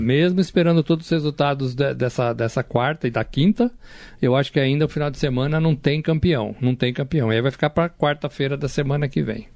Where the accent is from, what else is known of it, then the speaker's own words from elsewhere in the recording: São Paulo, Brazil; Cresci em São Paulo, moro em São Paulo.